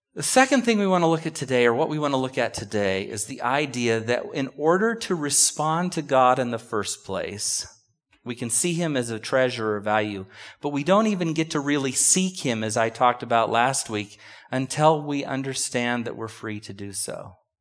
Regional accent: United States; But we're so American

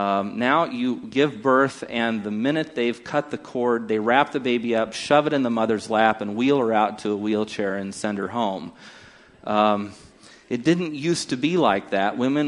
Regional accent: Takoma Park, Maryland, United States; born there; I was born in Washington San and Hospital in Tacoma Park, Maryland

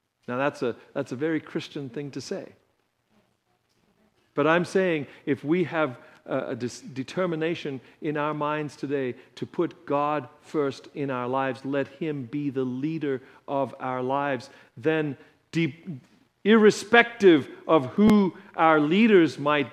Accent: United States; as an American

